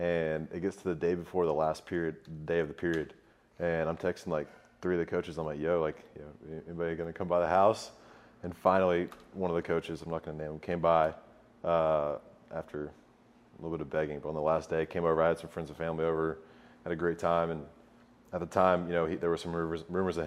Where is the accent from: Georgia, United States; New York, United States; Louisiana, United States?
Georgia, United States; Kennesaw; I'm from Kennesaw, Georgia. Grew up, went to Kennesaw Mountain High School